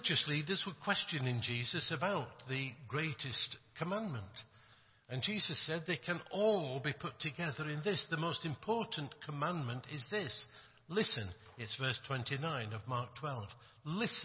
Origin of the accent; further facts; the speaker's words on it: Yorkshire and the Humber, United Kingdom; I come from England. I come from Yorkshire.